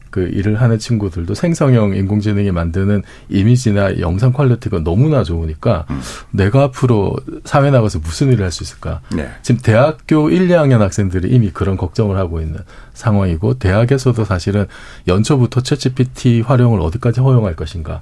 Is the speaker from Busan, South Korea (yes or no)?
yes; Busan, South Korea; 제 고향이 부산이라서